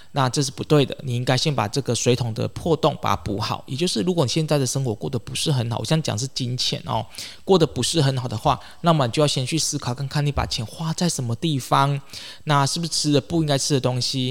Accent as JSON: {"language": "Chinese", "country": "Taiwan", "said": "或者是这个我们台湾人哦"}